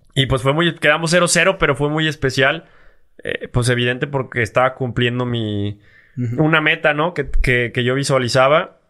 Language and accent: Spanish; Mexico; nosotros como mexicanos